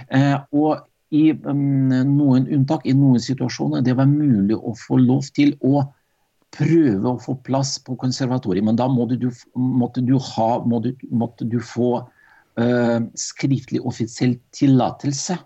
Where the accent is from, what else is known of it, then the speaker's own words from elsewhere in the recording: Arkhangelsk, Arkhangelsk Oblast, Russia; Norwegian is a second language; moved away as an adult; also born or lived in Meløy, Norway; now in Drammen, Norway; Jeg ble født i 1960, og det var Russland. En by som ligger langt i nord i Russland, som heter Arkangelsk.